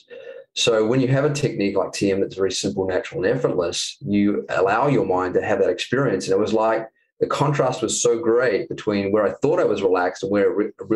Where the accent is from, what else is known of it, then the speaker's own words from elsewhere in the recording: New Zealand; moved away as an adult; I'm from New Zealand